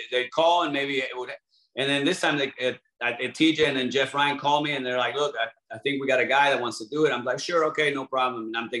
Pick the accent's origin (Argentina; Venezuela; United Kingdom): Argentina; English is a second language; We have a huge following in Europe, Mexico. I'm from Argentina.